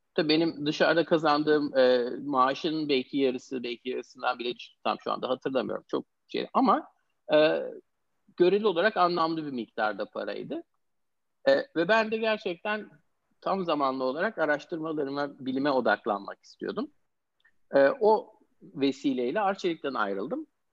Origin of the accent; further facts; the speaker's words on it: Istanbul, Turkey; moved away as an adult; also born or lived in Pittsburgh, United States; now in United States; İstanbul doğumluyum. Amerika'ya 10 sene kadar önce Amerika'ya yerleşmeden önce hep İstanbul'da e, yaşadım, okudum